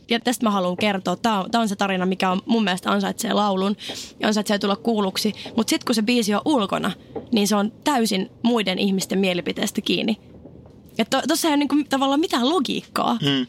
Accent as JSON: {"language": "Finnish", "town": "Oulu", "region": "North Ostrobothnia", "country": "Finland", "moved": "yes", "said": "Mä olin oululainen, mä en tuntenut ketään. Lukio kesken."}